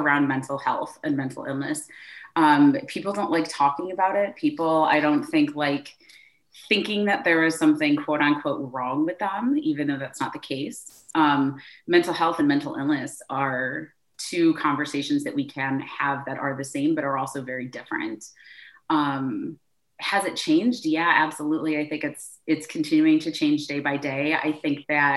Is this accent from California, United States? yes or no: no; Michigan, United States; moved away as an adult; also born or lived in Chicago; now in Chattanooga, United States; I am originally from Michigan